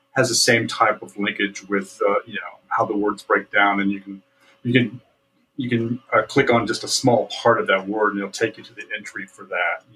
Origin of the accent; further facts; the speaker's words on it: Central Indiana, United States; my immediate culture of growing up in Central Indiana